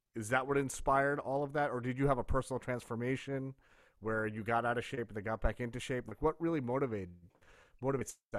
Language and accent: English; New York, United States; growing up in New York